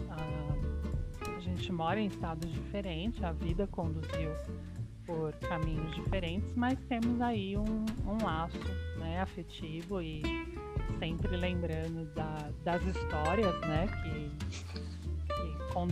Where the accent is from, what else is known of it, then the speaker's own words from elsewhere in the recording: Maranhão, Brazil; also born or lived in Rio de Janeiro / Piauí; now in São Paulo, Brazil; eu nasci no Rio de Janeiro, cresci no Maranhão, vim morar em São Paulo com uma breve passagem pelo Piauí.